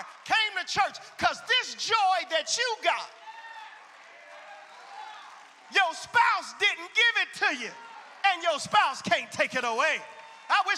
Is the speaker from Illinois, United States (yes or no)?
yes; Chicago, Illinois, United States; I'm from Chicago